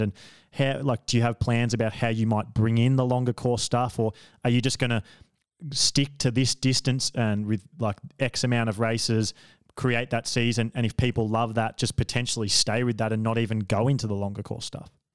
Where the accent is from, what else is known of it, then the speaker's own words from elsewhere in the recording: Australia; I'm an Australian